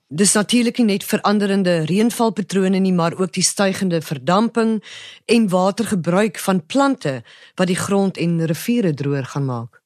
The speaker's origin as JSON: {"language": "Afrikaans", "country": "South Africa", "said": "Ons as Suid-Afrikaners"}